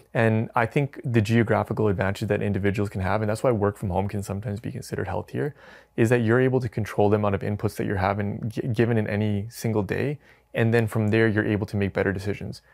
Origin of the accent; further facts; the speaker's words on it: Edmonton, Alberta, Canada; moved away; also born or lived in Calgary; I was raised in Edmonton